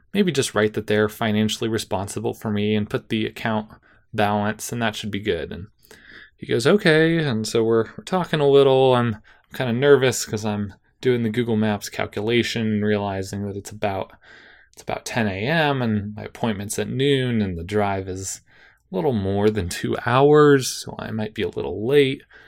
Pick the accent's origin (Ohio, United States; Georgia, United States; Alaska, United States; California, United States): California, United States; Davis; Davis, my hometown